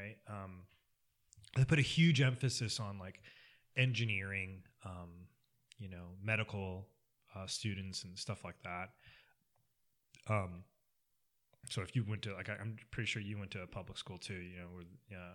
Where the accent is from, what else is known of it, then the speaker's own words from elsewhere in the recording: Columbia, Missouri, United States; I grew up in Columbia, so I went to Mizzou, University of Missouri